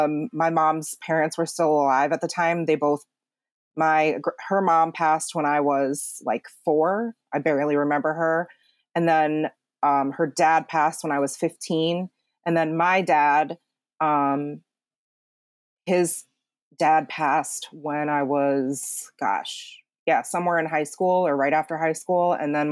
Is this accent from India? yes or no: no; South Chungcheong, South Korea; And I'm from Chungcheongnam-do in Chungnam province.